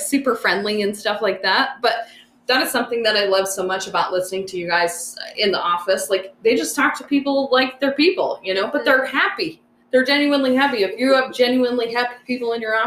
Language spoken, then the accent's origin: English; Wyoming, United States; moved away; I grew up in Wyoming